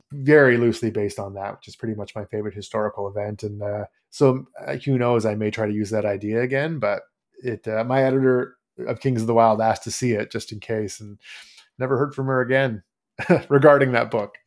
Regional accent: Canada; grew up, born and raised in Canada

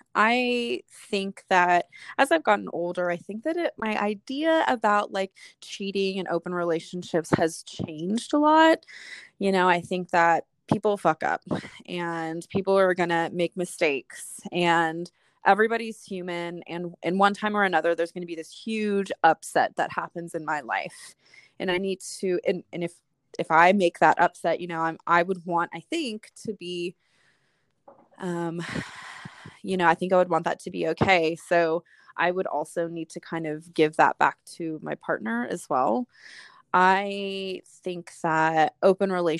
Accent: Southern California, United States; I'm from Southern California

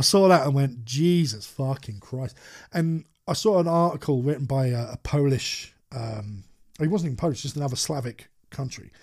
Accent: United Kingdom; as British people

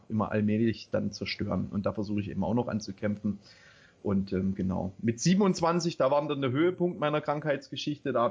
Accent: Baden-Württemberg, Germany; also born or lived in East Germany; ich bin im Osten aufgewachsen, beziehungsweise bis zu meinem sechsten Lebensjahr. Ähm, dann sind wir übergesiedelt, also meine Eltern und ich, in den Westen, in die Nähe von äh, Stuttgart.

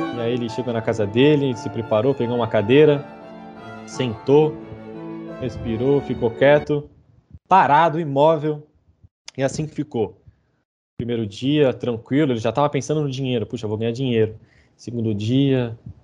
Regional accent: Brazil; moved away as an adult; now in Manchester, United Kingdom; sendo brasileiro

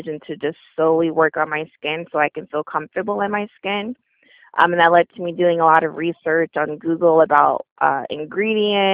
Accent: Orlando, Florida, United States; I'm from Orlando, Florida

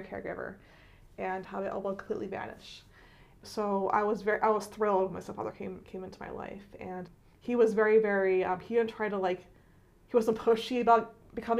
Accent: Philadelphia, Pennsylvania, United States; moved away as an adult; also born or lived in Doylestown, Pennsylvania; I was born and raised in Philadelphia

